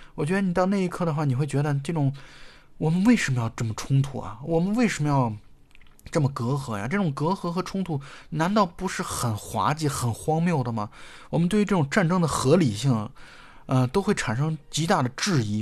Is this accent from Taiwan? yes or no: no; China; 以我们中国人的视角来去看它的话